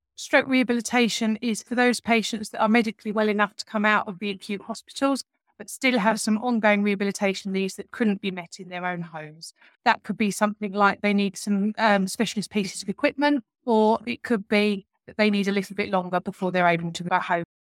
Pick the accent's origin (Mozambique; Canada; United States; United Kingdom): United Kingdom; Southend-on-Sea, East of England; I'm from South End myself